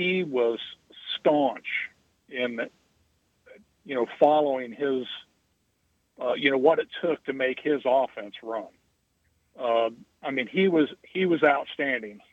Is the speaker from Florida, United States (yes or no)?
yes; Merritt Island, Florida, United States; I was from Merritt Island